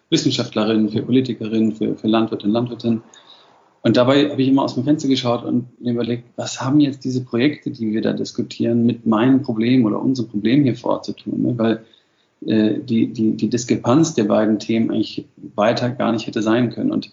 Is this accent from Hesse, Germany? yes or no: no; Madlitz, Brandenburg, Germany; also born or lived in mountains; Und gleichzeitig bin ich halt immer eigentlich in der Natur groß geworden. Also am Anfang äh, in den Bergen und, und, und dann nach der Wende eben immer mehr schon in Madlitz